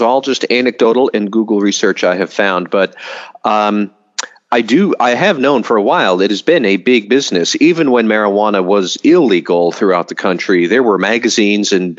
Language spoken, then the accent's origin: English; Massachusetts, United States; In Massachusetts, my home state